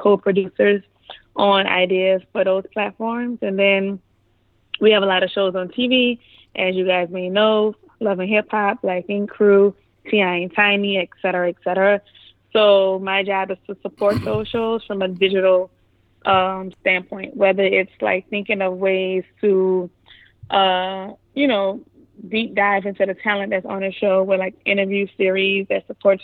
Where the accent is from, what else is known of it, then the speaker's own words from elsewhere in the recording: New Orleans, Louisiana, United States; moved away as an adult; also born or lived in Atlanta, Georgia; now in New York, United States; I'm from New Orleans, Louisiana. Born and raised. Gentilly, 7 Ward, 8 Ward